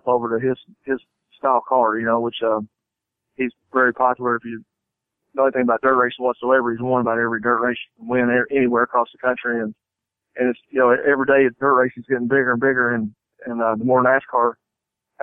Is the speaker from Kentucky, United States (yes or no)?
yes; Owensboro, Kentucky, United States; moved away; also born or lived in Nashville, Tennessee; my hometown, Owensboro, Kentucky